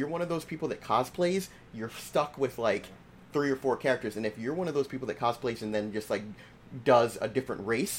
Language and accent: English; Jamaica; when people find out I'm Jamaican